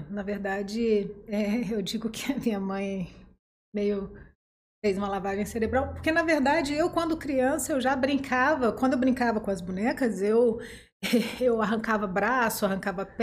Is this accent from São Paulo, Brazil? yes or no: no; Barra Mansa, Rio de Janeiro, Brazil; now in Volta Redonda, Brazil; Na verdade, eu sou de Barra Mansa, mas eu vim para Volta Redonda